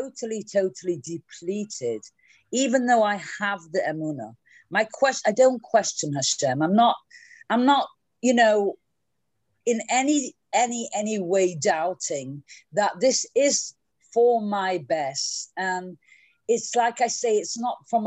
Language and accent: English; Manchester, North West England, United Kingdom; now in New York, United States; I'm from Manchester, England, but I'm living here in New York